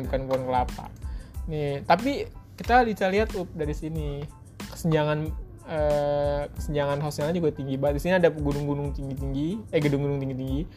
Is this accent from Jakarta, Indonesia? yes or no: yes; Jakarta, Indonesia; gue orang Jakarta